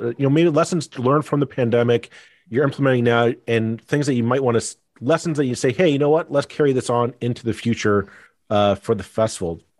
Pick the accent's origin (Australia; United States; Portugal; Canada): Canada; Burlington, Ontario; I grew up in Burlington